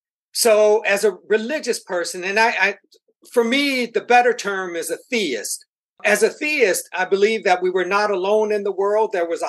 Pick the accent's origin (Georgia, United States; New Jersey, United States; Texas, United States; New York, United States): New York, United States; Buffalo; born there; also born or lived in Boston / Minneapolis; now in Houston, United States; Well, I was born in Buffalo, New York. Moved from Buffalo to New York City, from New York City to Boston, Boston to Minneapolis, Minneapolis to Houston.